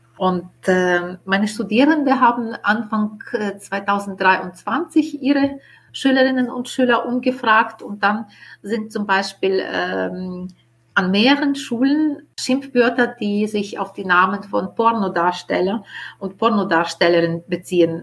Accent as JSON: {"language": "German", "country": "Ukraine", "tie": "born or raised there", "first_language": "Ukrainian", "second_language": "German", "moved": "as an adult", "lives_now": "Vienna, Austria", "said": "in meinem Heimatland in der Ukraine"}